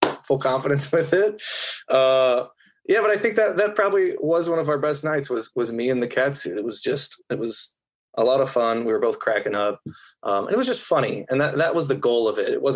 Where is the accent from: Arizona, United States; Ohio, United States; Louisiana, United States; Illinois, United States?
Illinois, United States; Columbia; I grew up in Columbia, Illinois, right near St. Louis